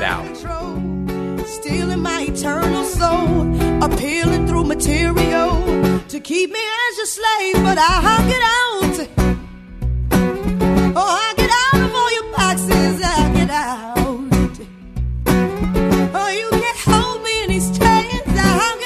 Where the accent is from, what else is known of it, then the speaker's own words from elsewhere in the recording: Massachusetts, United States; I'm from Massachusetts